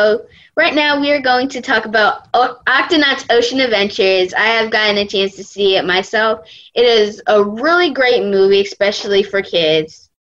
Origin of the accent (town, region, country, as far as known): Delaware, United States